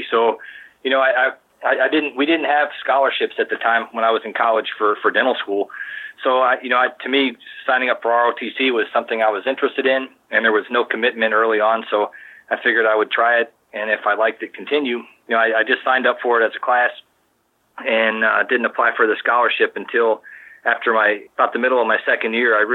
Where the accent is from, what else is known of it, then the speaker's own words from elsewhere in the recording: Maryland, United States; I also knew about it because I grew up in Maryland and the church that the uh, school was affiliated with was also, was, was Gettysburg.